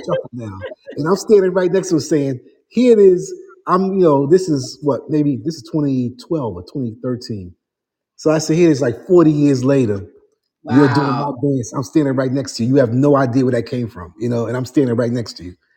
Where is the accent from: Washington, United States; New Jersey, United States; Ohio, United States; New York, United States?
New York, United States; New York City; I'm the guy from Harlem